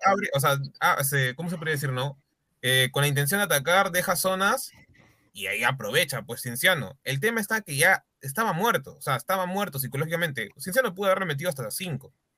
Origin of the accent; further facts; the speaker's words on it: Peru; soy peruano